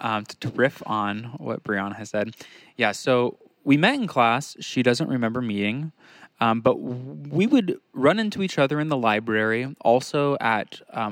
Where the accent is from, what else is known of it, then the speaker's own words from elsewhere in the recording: Orange County, California, United States; Born and raised in Orange County. Proud of it.